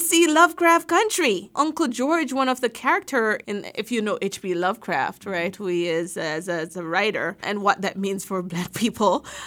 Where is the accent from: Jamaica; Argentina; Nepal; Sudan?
Jamaica; now in United States; growing up in Jamaica